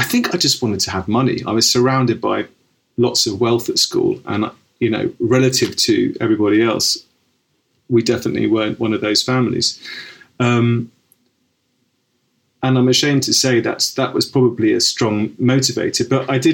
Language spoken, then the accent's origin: English; Cobham, South East England, United Kingdom; I grew up in Surrey, in Cobham.